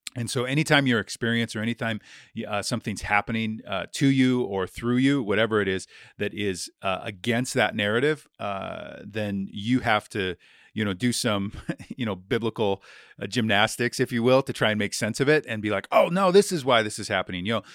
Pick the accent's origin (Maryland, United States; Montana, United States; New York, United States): Montana, United States; Billings; I was, uh, born and raised in Billings, Montana, never really left